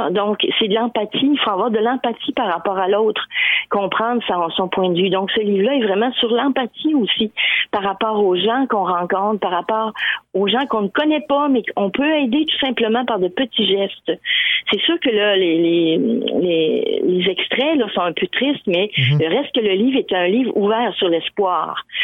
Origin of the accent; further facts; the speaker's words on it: Lévis, Quebec, Canada; now in Edmundston, Canada; moi, je suis partie de Lévis, du Québec, pour arriver à Edmundston, au Nouveau-Brunswick, qui tu une on, je comprends, on est dans le même pays, mais reste qu'on est toujours l'étranger de quelqu'un.